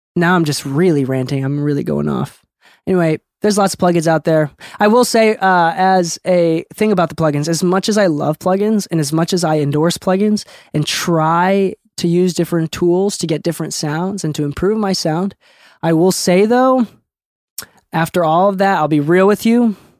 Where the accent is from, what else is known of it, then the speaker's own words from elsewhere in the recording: Okinawa, Japan; moved away; I'm an island boy, dude. I'm from Okinawa